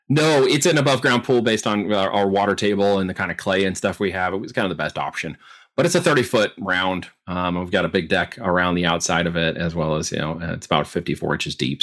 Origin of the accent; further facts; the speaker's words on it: Oregon, United States; also born or lived in Independence, Missouri / Arizona / New York; now in Missouri, United States; But when I was two, my parents moved to Arizona and we ended up in Oregon.